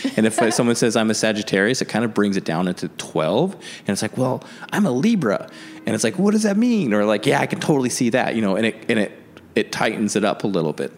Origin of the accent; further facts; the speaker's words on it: the Northwest, Pacific Northwest, United States; moved away; also born or lived in Chicago; growing up in the Northwest